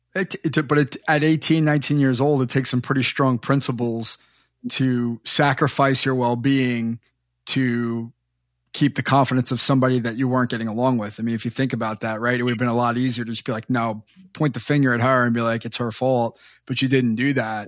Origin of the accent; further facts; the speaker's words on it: Long Island, New York, United States; I grew up on Long Island, right near Hofstra